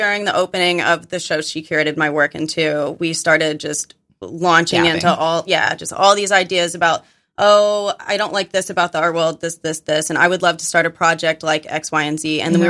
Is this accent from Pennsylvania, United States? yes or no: no; Arkansas, United States; moved away; It's because I'm from Arkansas.